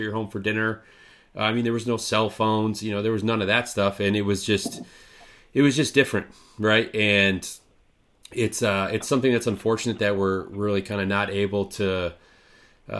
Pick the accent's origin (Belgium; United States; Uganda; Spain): United States; Midwest; growing up in the Midwest, especially states like Wisconsin and Michigan